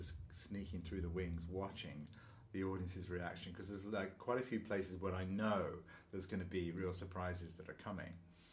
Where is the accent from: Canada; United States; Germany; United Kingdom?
United Kingdom; London; moved away; also born or lived in Leicester; I went to another school up in Leicester, because I'm from London originally